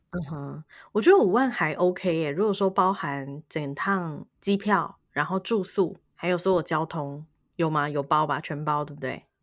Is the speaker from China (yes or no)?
no; Taiwan; 对我们台湾人来说